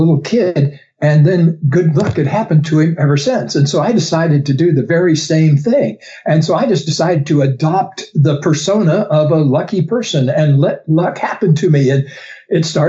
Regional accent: the South, United States; I grew up in the South where people have some unusual names like Gaylord and Beauregard

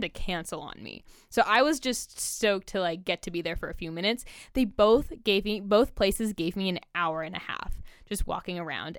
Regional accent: California, United States; now in Oregon, United States; I'm from California, which is more diverse than Oregon, um, at least the places where I was from

